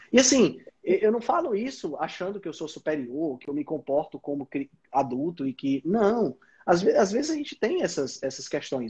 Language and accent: Portuguese; Northeast Region, Brazil; Mas somos nordestinas